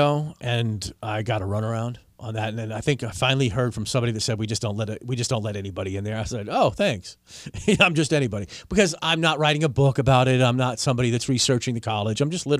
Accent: Washington, District of Columbia, United States; because I grew up in Washington, D.C.

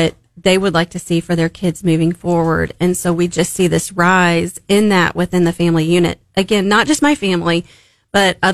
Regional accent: Springfield, Missouri, United States; also born or lived in Memphis, Tennessee; We're from Memphis originally, but Springfield's been a part of my life since I can remember, you know, earliest memories

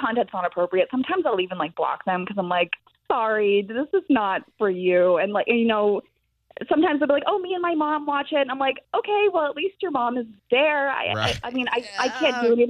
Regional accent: Tampa, Florida, United States; also born or lived in Massachusetts; I've been in Tampa almost my whole life. I was born in Massachusetts and my family moved here when I was 4

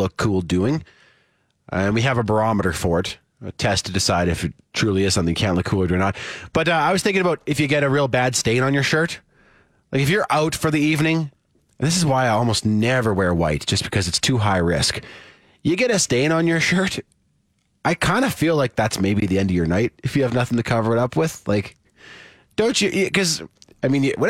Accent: Saskatoon, Saskatchewan, Canada; moved away; my hometown of Saskatoon

